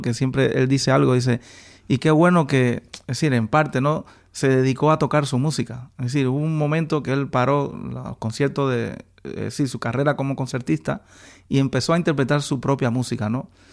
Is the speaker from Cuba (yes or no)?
yes; Manzanillo, Granma, Cuba; yo soy de Manzanillo. Ah. Eso es eh, la zona de la provincia Granma